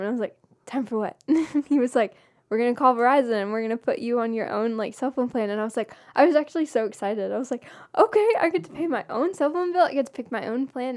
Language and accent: English; Blairsville, Georgia, United States; my hometown, um, Union County